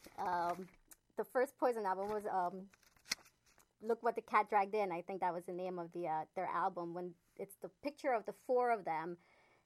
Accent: Philadelphia, Pennsylvania, United States; I'm from Philadelphia

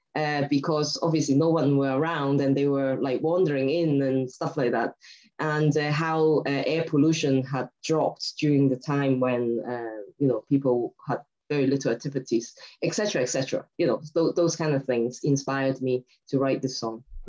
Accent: Hong Kong; also born or lived in Scotland; now in United Kingdom; I'm originally from Hong Kong. But I've lived in Scotland and the UK for a very long time

